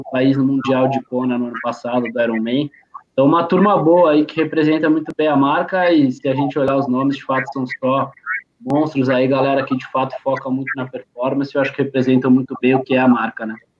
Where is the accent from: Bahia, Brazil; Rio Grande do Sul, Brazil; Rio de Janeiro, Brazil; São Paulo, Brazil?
São Paulo, Brazil; minha família toda é, é de, de Pernambuco. Eu sou paulista ah, aqui, praticado em São Paulo